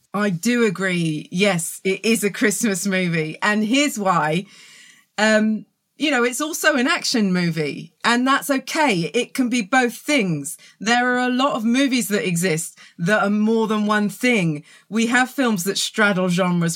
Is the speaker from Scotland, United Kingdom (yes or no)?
no; Reading, South East England, United Kingdom; accent: southern; also born or lived in London; now in South coast of England, United Kingdom; I was born in Reading, lived in London, and now I'm on the south coast of England. So, uh, wow. a very southern accent